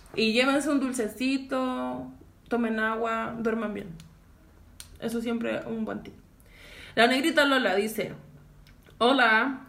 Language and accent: Spanish; Santiago, Santiago Metropolitan Region, Chile; todos mis amigos que somos de Cerrillo